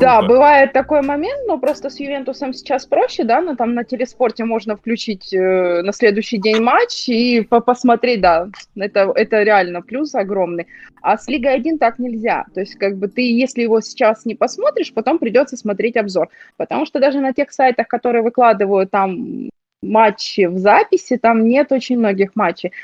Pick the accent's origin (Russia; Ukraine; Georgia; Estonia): Ukraine; я украинка